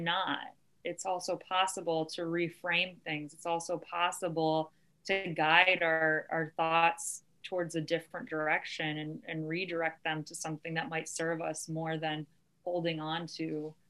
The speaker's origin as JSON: {"language": "English", "region": "Ohio", "country": "United States", "said": "Ohio, my home state"}